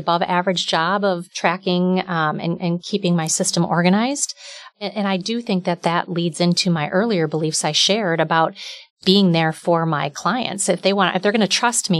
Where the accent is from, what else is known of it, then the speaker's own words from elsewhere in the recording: outside the Milwaukee area, Wisconsin, United States; I grew up outside the Milwaukee area